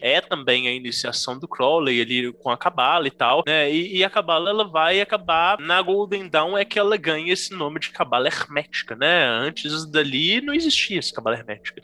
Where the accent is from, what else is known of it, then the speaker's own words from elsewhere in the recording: Brazil; a gente, enquanto brasileiros